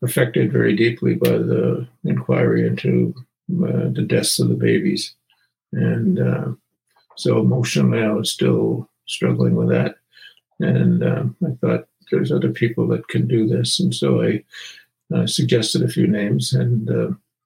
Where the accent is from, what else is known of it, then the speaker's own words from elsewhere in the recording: St. Peter's area along the Red River, Manitoba, Canada; I was born and raised in the old St. Peter's area along the Red River. Went to school there and went to high school in the town of Selkirk, which is right nearby